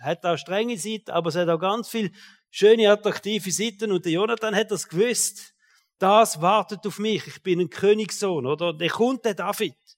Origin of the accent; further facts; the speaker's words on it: Switzerland; als Schweizer